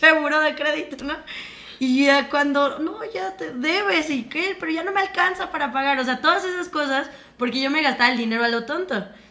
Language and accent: Spanish; Mexico; como mexicanos